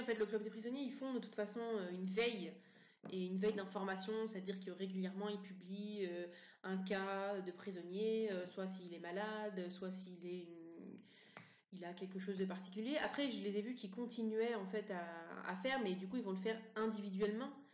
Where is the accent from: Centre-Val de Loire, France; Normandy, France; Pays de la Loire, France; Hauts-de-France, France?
Normandy, France; Montivilliers; je suis née euh, en France, euh, à Montivilliers, en 1988.